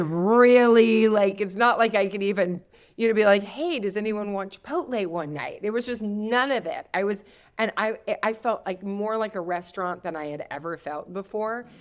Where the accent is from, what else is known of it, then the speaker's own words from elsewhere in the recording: Kentucky, United States; also born or lived in the Midwest; I'm from Kentucky.